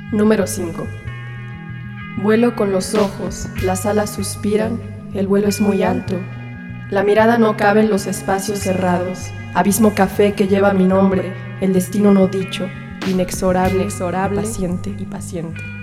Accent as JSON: {"language": "Spanish", "town": "Naucalpan", "region": "State of Mexico", "country": "Mexico", "tie": "born or raised there", "moved": "as an adult", "lives_now": "Mexico City, Mexico", "said": "en donde me crié, en Lo Más Verdes"}